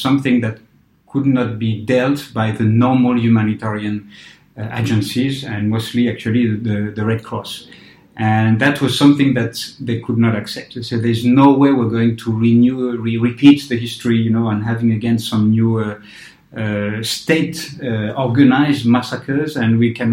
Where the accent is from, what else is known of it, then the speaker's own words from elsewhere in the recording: France; moved away as an adult; I come from a very politicized society, you know, in France, in the 70s and 80s when I was at the school